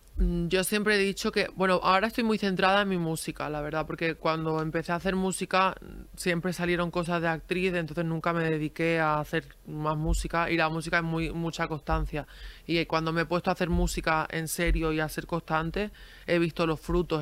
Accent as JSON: {"language": "Spanish", "area": "a village in Granada", "region": "Andalusia", "country": "Spain", "tie": "born or raised there", "also_born_or_lived": "Girona, Catalonia", "said": "yo nací en Gerona, pero me he criado, me criado en, un pueblo de Granada"}